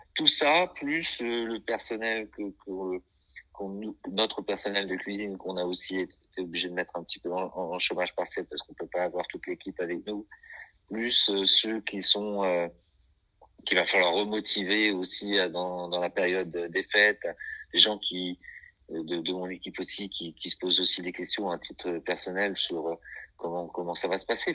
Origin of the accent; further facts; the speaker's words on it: Brittany, France; je suis un Breton des terres